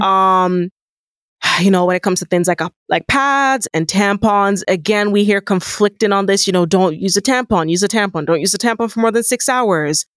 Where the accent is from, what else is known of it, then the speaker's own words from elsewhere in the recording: Nigeria; moved away; being an African woman, being a Nigerian woman